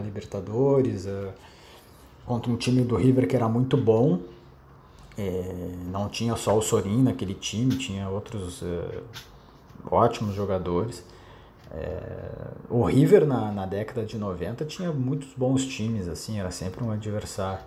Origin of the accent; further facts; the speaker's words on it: Porto Alegre, Rio Grande do Sul, Brazil; moved away as an adult; now in Rio de Janeiro, Brazil; Tava em casa, em Porto Alegre, pô. Pra quem não sabe, eu sou gaúcho, tô no Rio desde em 2014